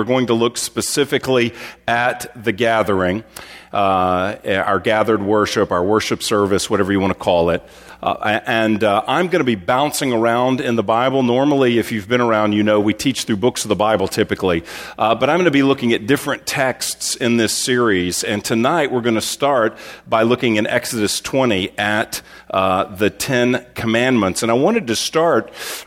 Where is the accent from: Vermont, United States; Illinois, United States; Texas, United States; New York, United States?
Texas, United States; growing up in Texas